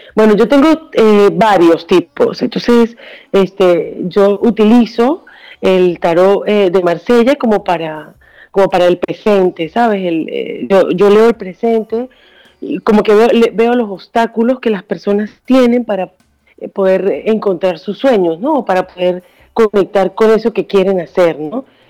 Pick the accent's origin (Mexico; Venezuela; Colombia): Venezuela; moved away as an adult; also born or lived in Spain / Barcelona / New York; now in Washington, United States; yo soy de Venezuela. Ajá. Nací en Venezuela, pero me fui hace 20 años.